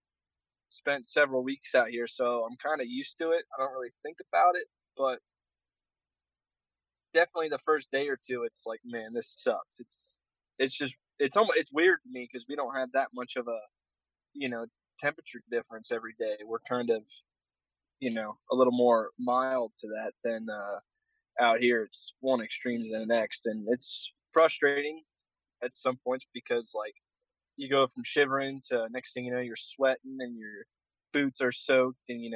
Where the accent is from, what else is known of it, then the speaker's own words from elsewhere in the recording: Pennsylvania, United States; I'm actually from back in PA